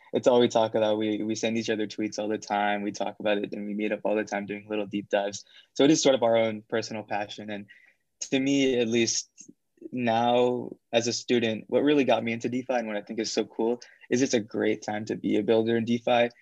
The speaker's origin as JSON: {"language": "English", "town": "Fremont", "region": "California", "country": "United States", "said": "I'm from Fremont in the Bay Area"}